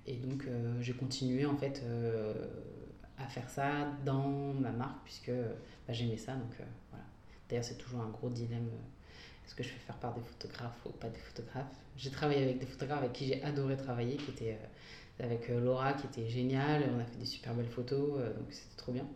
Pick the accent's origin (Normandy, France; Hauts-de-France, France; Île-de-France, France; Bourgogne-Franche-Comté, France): Hauts-de-France, France; Mouvaux; moved away as an adult; also born or lived in Sicily, Italy / Bologna, Italy; je suis originaire d'une petite ville qui s'appelle Mouvou, à côté de Lille, où j'ai passé euh, toute euh, mon enfance et adolescence jusqu'à mes 18 ans.